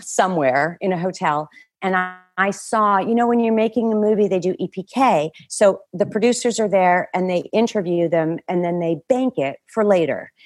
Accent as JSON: {"language": "English", "country": "Canada", "also_born_or_lived": "Toronto", "said": "I worked at a, a, a waitress at a stand-up club in Toronto, and I'm Canadian."}